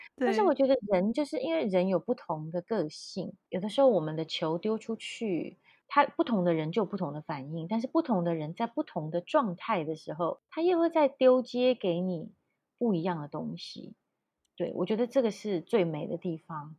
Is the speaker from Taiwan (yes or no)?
yes; Taichung, Taiwan; 我是台中人，然后我连国语也有一点点，呃，我觉得应该是软软的